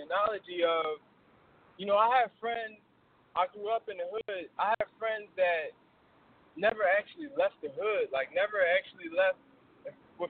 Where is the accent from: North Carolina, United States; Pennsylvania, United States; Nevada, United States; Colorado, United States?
Pennsylvania, United States; Philadelphia; I'm originally from North Philly